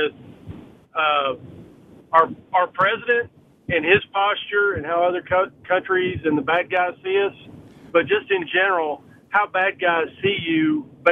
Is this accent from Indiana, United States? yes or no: no; Flippin, Arkansas, United States; I grew up in Flippin